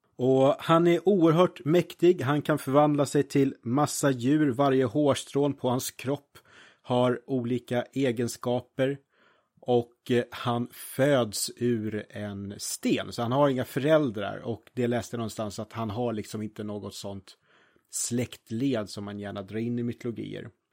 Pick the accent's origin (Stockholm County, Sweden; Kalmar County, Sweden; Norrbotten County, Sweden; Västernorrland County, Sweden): Stockholm County, Sweden; Norrtälje; jag är ju från Norrtälje